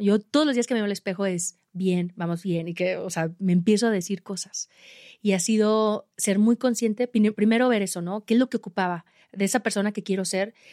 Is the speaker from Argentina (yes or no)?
no; Aguascalientes, Mexico; yo de México, de Aguascalientes, y, les platicaba de mi cerro pequeño de, mi ciudad donde entrené para Everest